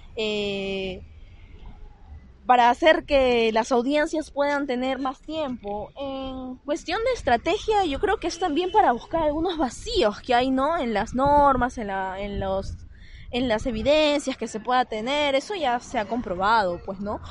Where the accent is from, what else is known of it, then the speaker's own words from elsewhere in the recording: Lima, Peru; quienes somos de Lima